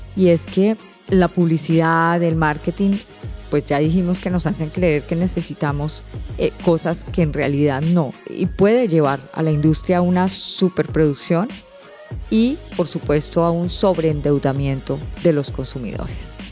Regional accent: Colombia; now in Panama; en mi país, en Colombia

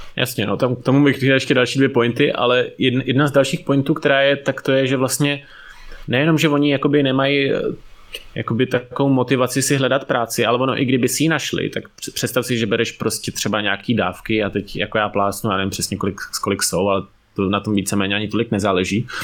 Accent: Ústí nad Labem, Ústí nad Labem Region, Czechia; já jsem teda vyrůstal v Ústí

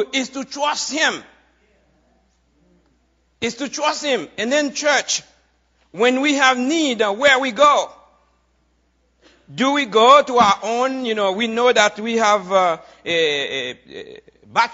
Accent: Haiti; moved away as an adult; now in United States; I am Haitian, right? How many of you know that? I come from Haiti, you know, a few years ago

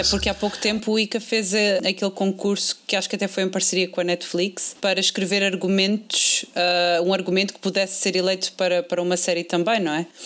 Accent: Portugal; nós, como portugueses

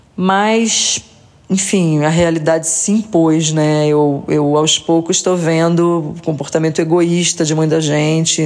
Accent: Rio de Janeiro, Brazil; eu sou carioca

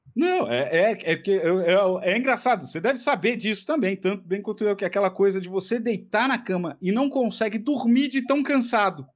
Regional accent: Ceará, Brazil; also born or lived in Fortaleza; now in São Paulo, Brazil; Eu sou cearense

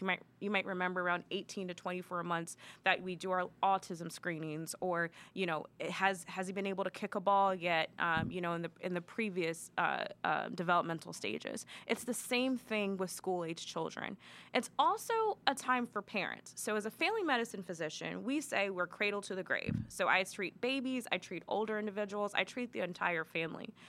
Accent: Maryland, United States; moved away as an adult; now in Columbus, United States; I'm originally from Maryland.

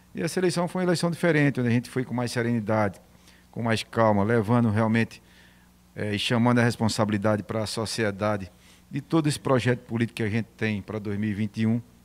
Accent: Santa Cruz da Baixa Verde, Pernambuco, Brazil; ser eleito prefeito da terra onde você nasceu

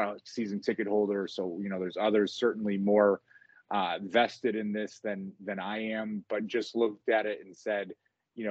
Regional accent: Rochester, New York, United States; myself growing up in the Rochester area

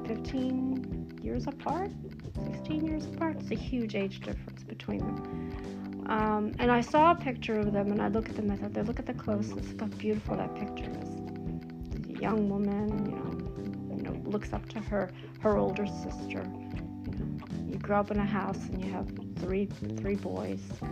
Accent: United States; I was born here in America.

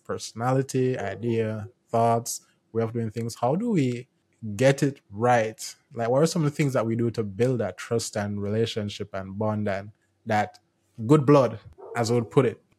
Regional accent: Jamaica; I'm from Jamaica

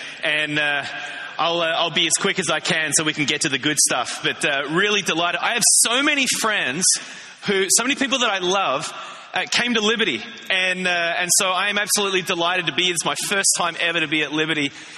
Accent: Australia; When I was growing up in Australia, I grew up in the church.

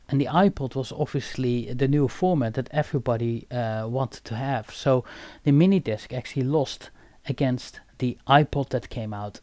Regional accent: Eindhoven, North Brabant, Netherlands; I was obviously born and raised in Eindhoven

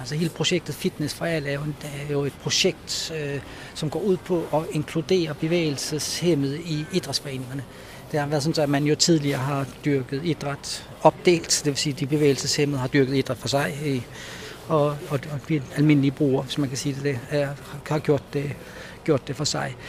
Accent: Rønne, Capital Region of Denmark, Denmark; jeg er født her på Bornholm øh, i Rønne. Øh, jeg har tre søskende. Jeg, øh, vi voksede op ude på, på Slåenvej

